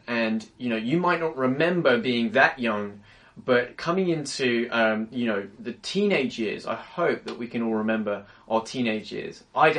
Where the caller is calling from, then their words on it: London, United Kingdom; I'm tuning in from London, England, and it's cold here.